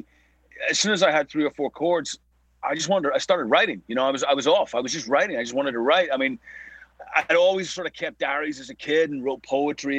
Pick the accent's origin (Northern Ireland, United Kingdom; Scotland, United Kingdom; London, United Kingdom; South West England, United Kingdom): Northern Ireland, United Kingdom; Belfast; growing up in Belfast